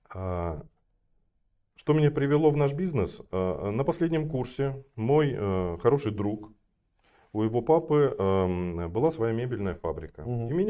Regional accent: Kostanay Region, Kazakhstan; я родился и вырос я в Казахстане, на севере, Куста, э, на севере Казахстана, в городе Кустанай, сейчас он Кустанай называется. А, я родился не в самом городе, родился в э, небольшом поселке, еще в 100 километрах от э, Кустаная.

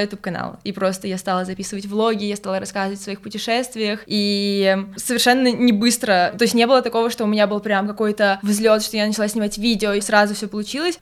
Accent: Nizhny Novgorod, Nizhny Novgorod Oblast, Russia; also born or lived in Moscow; я из Нижнего Новгорода

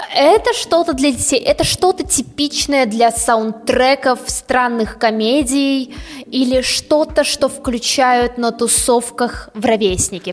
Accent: Russia; мы из России

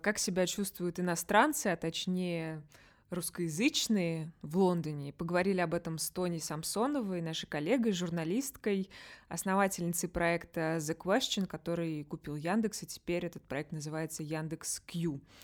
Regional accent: Russia; moved away; я из России

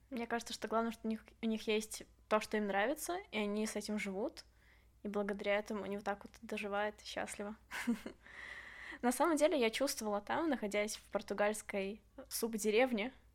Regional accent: Belarus; когда ты возвращаешься в Беларусь, ну, потому что все-таки дом

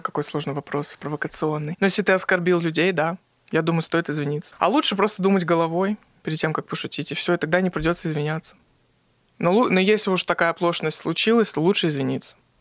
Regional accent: Magnitogorsk, Chelyabinsk Oblast, Russia; Я из Магнитогорска

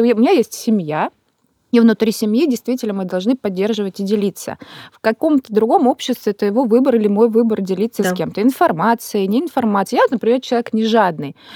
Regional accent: Kazan, Tatarstan, Russia; also born or lived in Moscow / Sochi; now in Krasnodar Krai, Russia; сама из Казани

